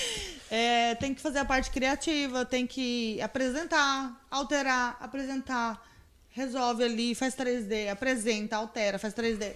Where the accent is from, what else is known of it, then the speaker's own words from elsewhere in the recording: Campo Grande, Mato Grosso do Sul, Brazil; now in Confresa, Brazil; Lá de Campo Grande, da minha terra